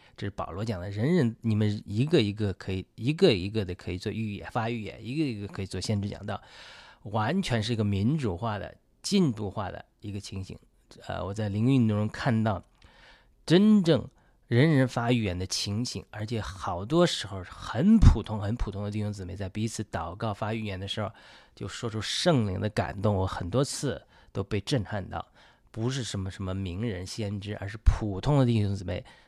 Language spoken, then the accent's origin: Chinese; China; 我们中国人